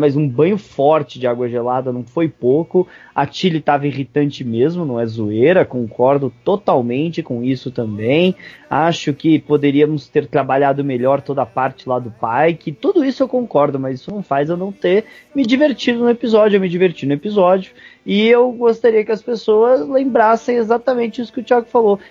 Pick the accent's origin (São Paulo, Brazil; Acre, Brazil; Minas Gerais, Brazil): São Paulo, Brazil; eu sou paulistano, mas paulistano, velho, é muito fresco, velho.